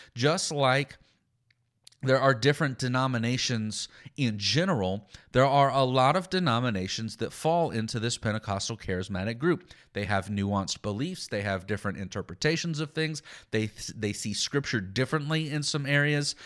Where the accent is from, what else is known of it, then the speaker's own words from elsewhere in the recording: Texas, United States; I'm from, I'm, I grew up in Texas